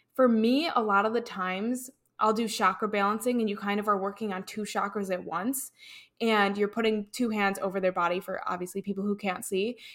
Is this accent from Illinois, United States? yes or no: yes; Chicago, Illinois, United States; moved away as an adult; also born or lived in North Carolina; I'm originally from Chicago